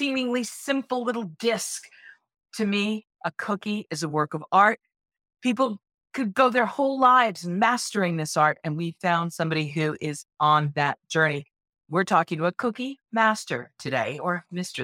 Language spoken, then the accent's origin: English; Boston, Massachusetts, United States; I'm originally from Boston